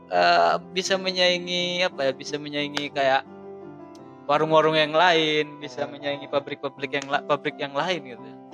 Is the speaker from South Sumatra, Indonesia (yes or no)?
no; East Java, Indonesia; itu membuktikan kalau kita orang Madura